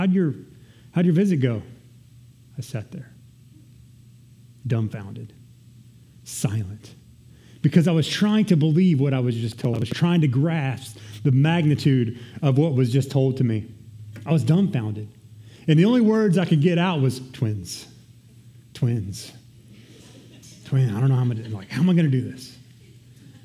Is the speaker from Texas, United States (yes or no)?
yes; Texas, United States; I'm Texan